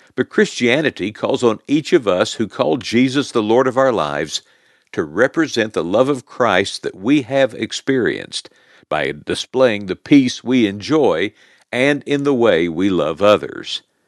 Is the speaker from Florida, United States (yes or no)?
no; Oklahoma, United States; my real home was in good old Oklahoma